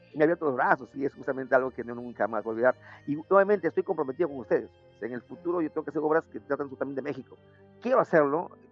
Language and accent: Spanish; Lima, Peru; mi país es un poco mal visto